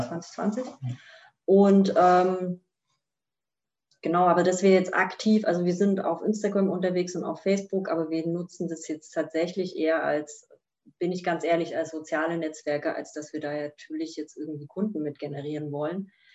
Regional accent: East Germany, Germany; als gebürtige Ostdeutsche

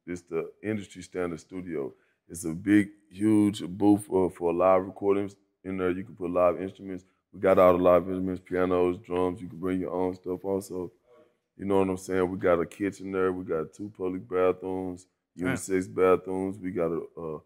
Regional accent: Fort Worth, Texas, United States; moved away as an adult; also born or lived in Atlanta; I always say I'm from Fort Worth. And they try to say Dallas, I say Fort Worth.

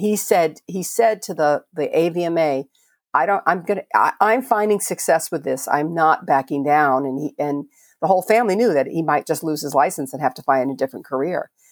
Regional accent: Miami, Florida, United States; moved away as an adult; also born or lived in Merritt Island, Florida; I grew up in Miami and, uh, lived in Merritt Island for many years

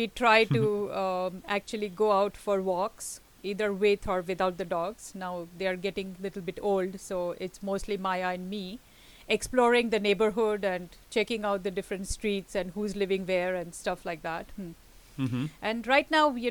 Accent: India; moved away as an adult; now in Tokyo, Japan; I'm Indian by birth and I was brought up in India. And I'm living in Japan, very near Tokyo, since 1991, which is, you know, a full 30 years now.

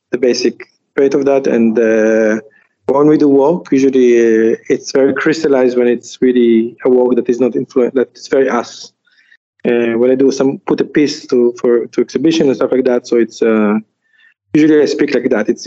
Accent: Jerusalem, Jerusalem District, Israel; also born or lived in Djerba; now in Tunis, Tennessee, United States; I, I was born in Jerusalem, uh, sorry, in Jerba, and then I grew up in Jerusalem. A Tunisian mm-hmm. Jew

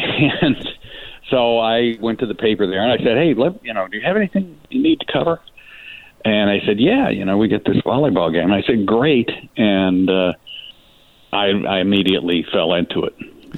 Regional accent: El Paso, Texas, United States; born there; also born or lived in California; I was born on Thanksgiving Day, 1958, in El Paso, Texas, where my father was going to college at what was then called Texas Western University.

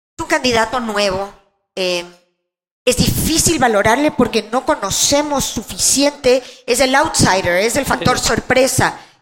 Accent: Quito, Pichincha, Ecuador; Crecí en la Mariscal. Mi primera casa era la Mariscal.

